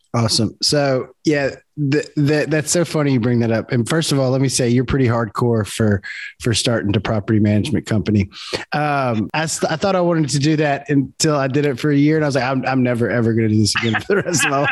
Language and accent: English; South Louisiana, United States; also born or lived in Baton Rouge; we're both from South Louisiana. I'm in Baton Rouge